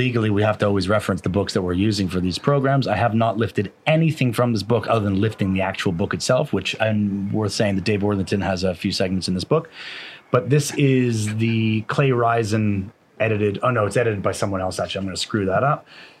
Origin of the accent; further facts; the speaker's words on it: Canada; now in Scotland, United Kingdom; as a Canadian who moved to Scotland